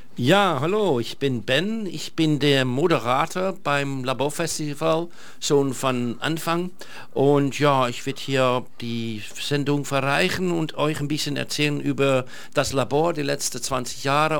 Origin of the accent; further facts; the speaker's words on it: Amsterdam, North Holland, Netherlands; German is a second language; now in Germany; ich komme aus Holland